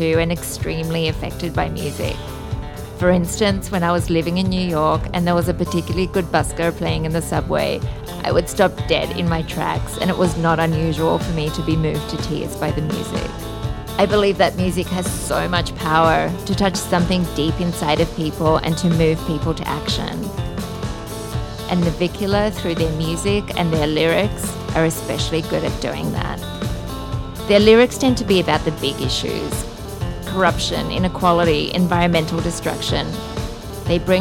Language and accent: English; Australia; now in Bali, Indonesia; I'm an Australian living in Bali